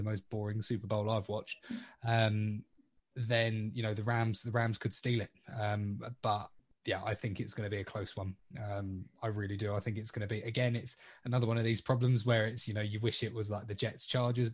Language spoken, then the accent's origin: English; England, United Kingdom